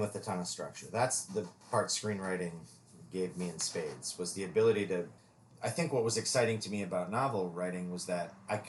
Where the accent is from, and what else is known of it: Minnesota, United States; born or raised there; moved away